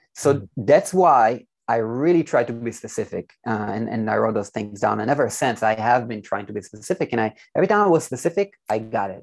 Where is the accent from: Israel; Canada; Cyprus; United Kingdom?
Israel; I'm from Israel, by the way, so um, born and raised